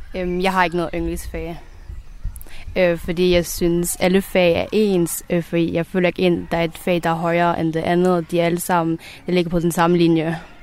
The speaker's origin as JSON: {"language": "Danish", "country": "Denmark", "tie": "born or raised there", "said": "jeg er jo født og opvokset i Danmark"}